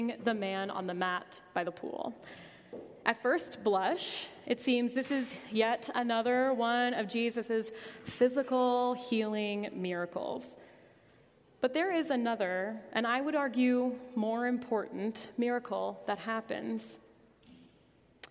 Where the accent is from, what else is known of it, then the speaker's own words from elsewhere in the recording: United States; As American Christians